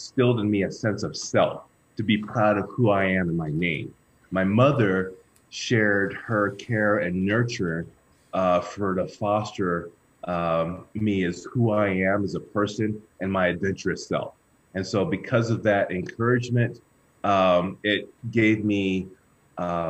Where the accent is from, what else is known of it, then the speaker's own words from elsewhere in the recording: Houston, Texas, United States; I grew up in Houston, Texas, and I'm the oldest of three brothers.